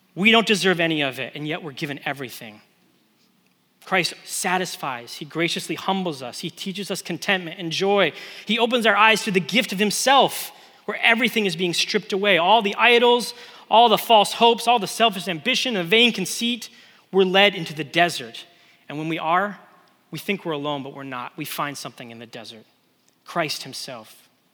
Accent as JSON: {"language": "English", "region": "West Coast", "country": "United States", "tie": "born or raised there", "moved": "yes", "said": "I grew up on the West Coast."}